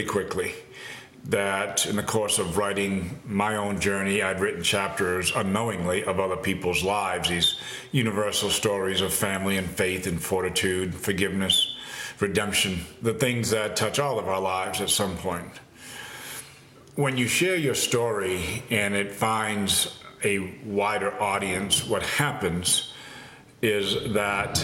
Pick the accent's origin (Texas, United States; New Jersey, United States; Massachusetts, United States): Massachusetts, United States; growing up in Massachusetts